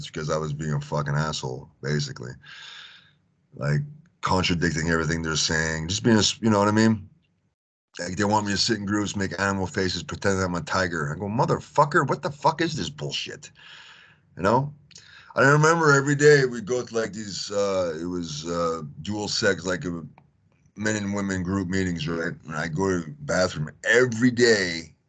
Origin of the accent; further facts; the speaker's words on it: Tennessee, United States; now in Houston, United States; being me, so from Tennessee, I was living in Houston at the time, Texas, right?